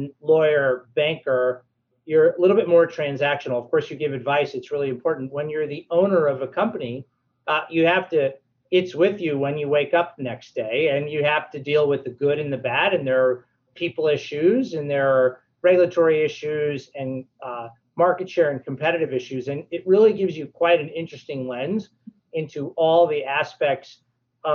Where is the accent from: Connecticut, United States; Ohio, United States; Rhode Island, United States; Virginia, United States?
Connecticut, United States; New Haven; also born or lived in Hamden / Cheshire; I grew up in New Haven and spent quite a bit of time in Hamden over the years, actually, and Cheshire and other places.